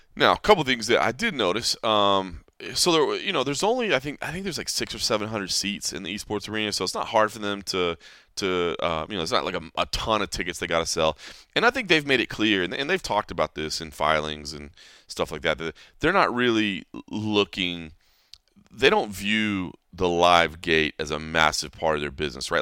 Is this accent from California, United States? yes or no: no; DeSoto, Texas, United States; moved away; Uh, DeSoto actually i-, is where I, with this area, the Dallas-Fort Worth Metroplex